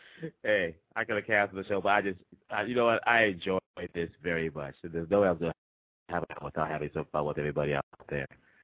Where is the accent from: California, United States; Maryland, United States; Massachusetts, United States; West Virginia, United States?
Massachusetts, United States; Boston; also born or lived in Kinshasa, Democratic Republic of the Congo; I was born in Kinshasa, capital of the Democratic Republic of the Congo. I was raised in Boston, Massachusetts